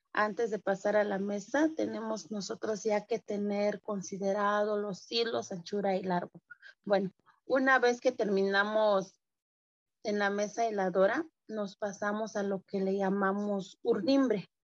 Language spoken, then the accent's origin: Spanish; San Juan Cotzocón, Oaxaca, Mexico; first language Mixe; Spanish is a second language; moved away as an adult; soy artesana textil de la de cintura de la comunidad de San Juan Cochoconmije pertenezco a la Sierra Norte del, estado de, Oaxaca